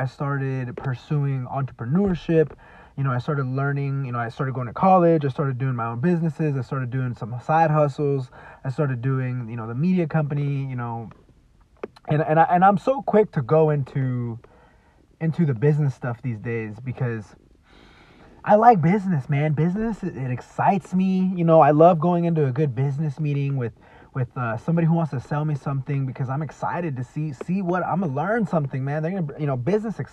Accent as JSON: {"language": "English", "town": "Dallas", "region": "Texas", "country": "United States", "said": "I'm from Dallas, Texas"}